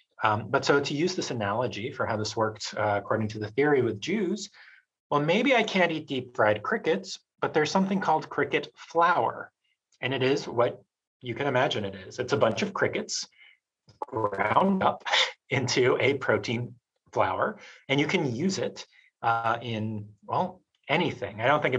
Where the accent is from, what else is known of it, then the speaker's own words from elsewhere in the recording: New York, United States; From a child remembering his childhood growing up in New York, that these are places that weren't like anywhere else.